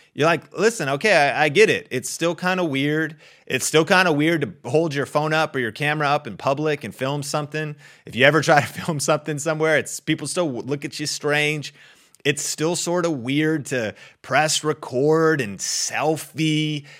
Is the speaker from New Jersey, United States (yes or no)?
no; Arlington, Washington, United States; I grew up in Arlington, Washington